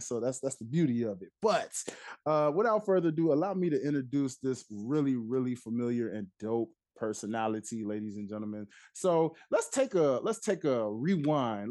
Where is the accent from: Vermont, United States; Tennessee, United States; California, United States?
Tennessee, United States; it's my roots, I'm from Tennessee